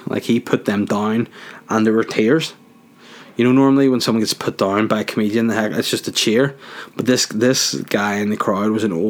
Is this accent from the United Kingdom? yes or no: no; Bosnia & Herzegovina; I'm from Bosnia and I'm a Bosnian.